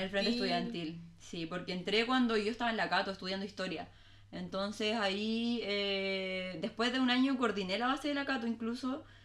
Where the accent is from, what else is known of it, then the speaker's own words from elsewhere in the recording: Talcahuano, Biobío, Chile; also born or lived in Viña del Mar / Valparaíso; Estuve dos años, de hecho, dos años y medio en Valpo y me vine a Talcahuano muy bebé.